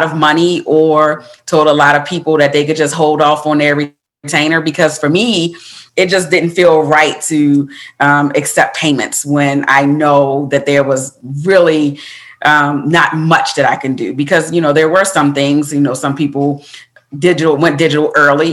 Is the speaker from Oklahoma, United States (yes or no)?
no; Baltimore, Maryland, United States; moved away; I'm from Baltimore, Maryland, originally